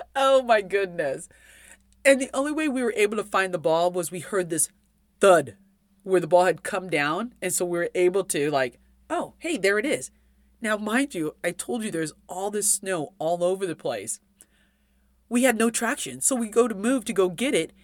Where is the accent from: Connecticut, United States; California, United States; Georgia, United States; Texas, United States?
California, United States; I grew up in California.